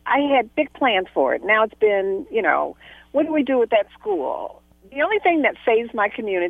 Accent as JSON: {"language": "English", "town": "Detroit", "region": "Michigan", "country": "United States", "tie": "born or raised there"}